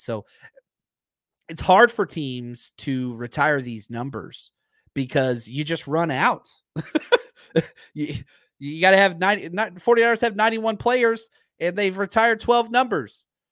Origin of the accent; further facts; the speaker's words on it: Dallas, Texas, United States; I'm from Dallas